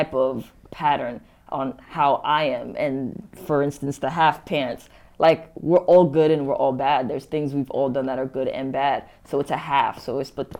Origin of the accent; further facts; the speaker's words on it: New York City, New York, United States; growing up in Coney Island and then moving to Bensonhurst